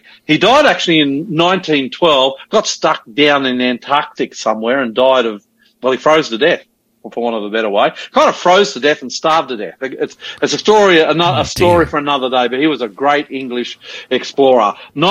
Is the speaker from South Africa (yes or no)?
no; Queensland, Australia; now in Sydney, Australia; That's Queensland, being a Queenslander.